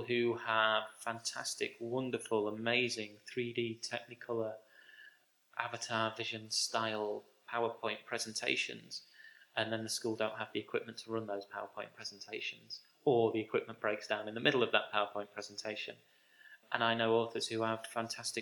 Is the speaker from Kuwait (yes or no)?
no; Grimsby, Yorkshire and the Humber, United Kingdom; my hometown of Grimsby